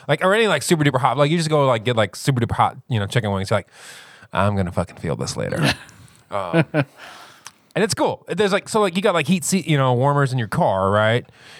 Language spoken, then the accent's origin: English; United States; I'm American.